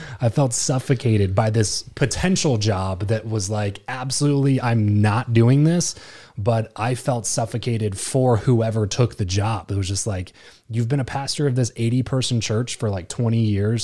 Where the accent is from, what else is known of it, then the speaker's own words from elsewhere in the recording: Lancaster, California, United States; moved away as an adult; the first time in my life that I lived anywhere but Lancaster.